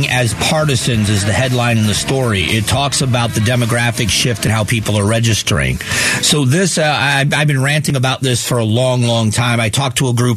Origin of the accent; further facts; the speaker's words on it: Florida, United States; now in Arizona, United States; I grew up in Florida